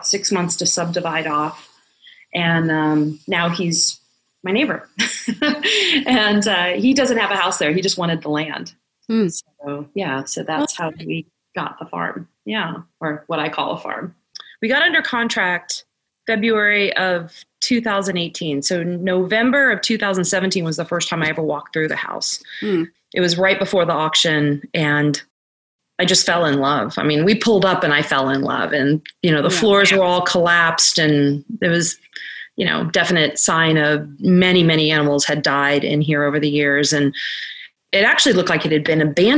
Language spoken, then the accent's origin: English; Arlington, Virginia, United States; I grew up in Arlington, Virginia, which is about an hour from here